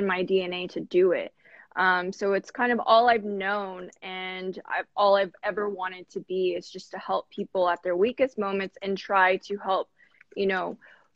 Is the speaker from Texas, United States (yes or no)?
yes; Corpus Christi, Texas, United States; moved away as an adult; also born or lived in San Antonio, Texas; now in Houston, United States; I'm from Corpus Christi, Texas, born and raised